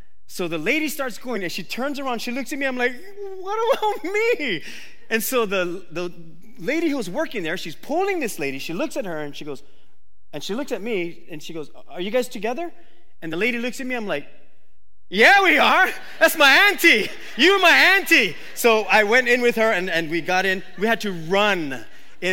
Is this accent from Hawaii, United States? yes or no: yes; Oahu, Hawaii, United States; That's the Waimanalo in me. I grew up on Oahu.